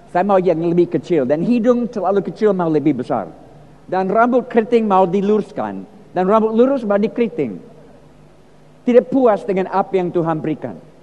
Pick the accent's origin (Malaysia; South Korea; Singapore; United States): United States; Indonesian is a second language; moved away as an adult; now in Indonesia; Saya lahir di Amerika, empat puluh tahun di Indonesia, tapi lahir di Amerika dalam keluarga yang Kristen